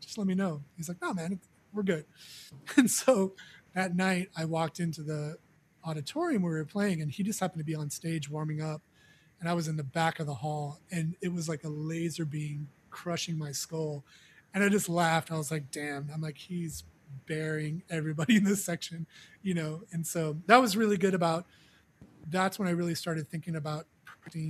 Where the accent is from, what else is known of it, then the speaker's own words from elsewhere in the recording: Mission Viejo, California, United States; I grew up in Mission Viejo, California